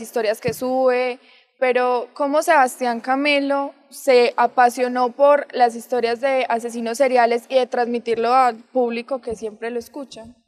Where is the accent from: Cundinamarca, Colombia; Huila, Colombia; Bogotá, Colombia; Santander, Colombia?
Bogotá, Colombia; yo soy un bogotano que nació en el 91